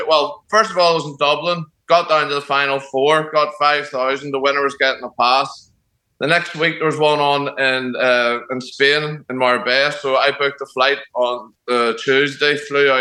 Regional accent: Northern Ireland, United Kingdom; I am from Northern Ireland

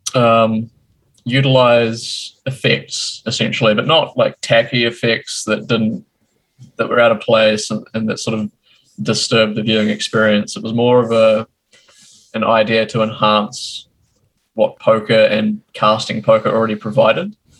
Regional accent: New Zealand; also born or lived in Christchurch; I'm from New Zealand, born and bred

